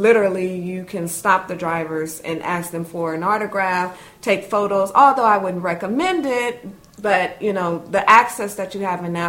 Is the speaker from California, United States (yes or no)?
yes; Los Angeles, California, United States; Well, I'm born and raised in Los Angeles, California.